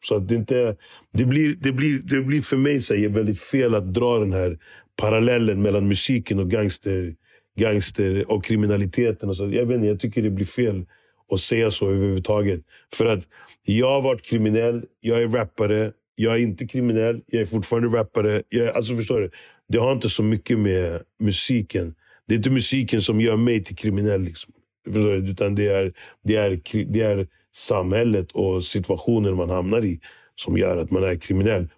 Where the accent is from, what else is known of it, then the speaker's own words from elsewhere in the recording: Stockholm, Stockholm County, Sweden; also born or lived in Kenya; min uppväxt i Hässelby